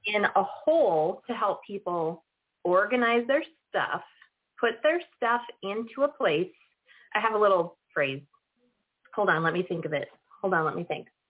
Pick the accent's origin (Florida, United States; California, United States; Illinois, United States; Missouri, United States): Illinois, United States; Northern; now in San Luis Obispo County, United States; I am from Northern Illinois.